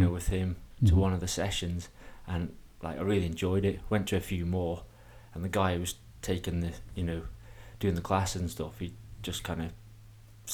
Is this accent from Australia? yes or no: no; Peel, Isle of Man; I'm from Peel